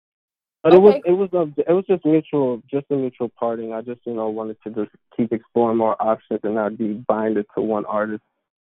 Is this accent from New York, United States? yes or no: yes; New York City, New York, United States; I'm from New York City, right here, Queens.